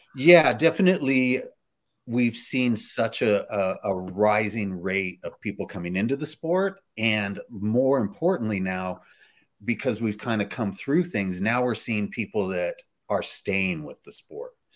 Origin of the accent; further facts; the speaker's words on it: Bakersfield, California, United States; I was raised in Bakersfield, California